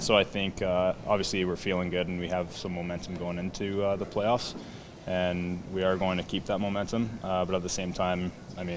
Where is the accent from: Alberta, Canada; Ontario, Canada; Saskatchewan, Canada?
Alberta, Canada; Edmonton; growing up in Edmonton